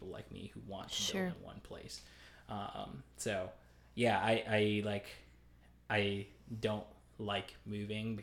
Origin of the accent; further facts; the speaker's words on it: Lebanon, Pennsylvania, United States; I grew up in Lebanon, Pennsylvania